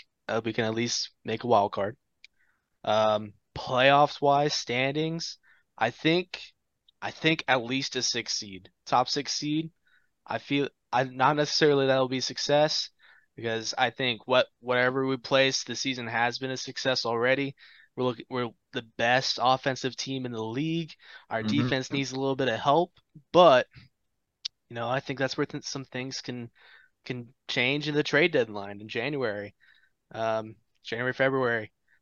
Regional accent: Lafayette, Indiana, United States; I'm Born and raised in Lafayette, Indiana.

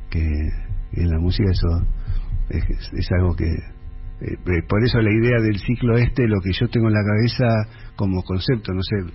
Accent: Lomas de Zamora, Buenos Aires Province, Argentina; also born or lived in Jujuy / Santa Fe; soy nacido en Jujuy, y después viví hasta los cuatro años en Santa Fe y ya después de los seis años adelante en, Lomas de Zamora, en Zona Sur.

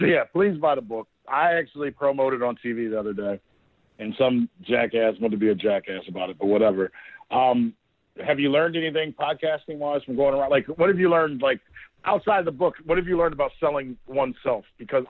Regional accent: Berea, Ohio, United States; we grew up together in Berea, Ohio, back from 2007 to 2011.

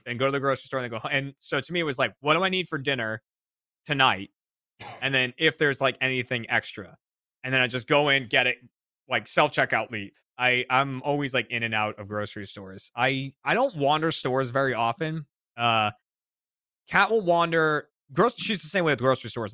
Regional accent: Burlington, Massachusetts, United States; The mall in uh in my hometown in Burlington, Mass

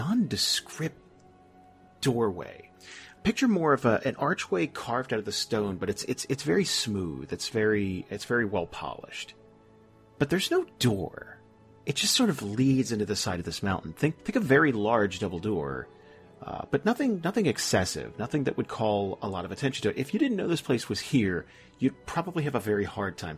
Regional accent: Northeast, United States; I'm from the Northeast

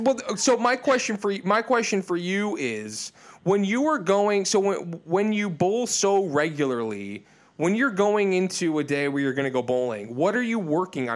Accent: outside of Detroit, Michigan, United States; moved away; also born or lived in Illinois, outside of Chicago; I was born in Michigan, sort of outside of Detroit, and, and then spent a lot of time in Illinois outside of Chicago.

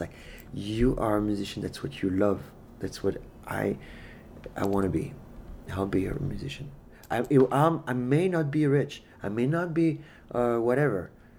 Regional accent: Paris, Île-de-France, France; now in Tucson, United States; I have been living in Tucson for 17 years. I'm originally from Paris, France.

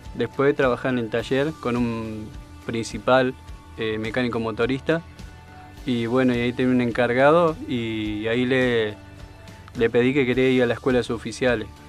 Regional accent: Colón, Entre Ríos, Argentina; moved away; De Entre Río, Colón.

